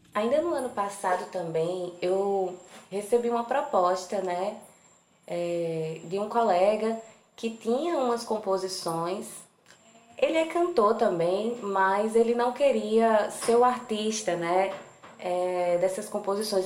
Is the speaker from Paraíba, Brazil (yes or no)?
yes; Campina Grande, Paraíba, Brazil; lá de Campina Grande, de onde sou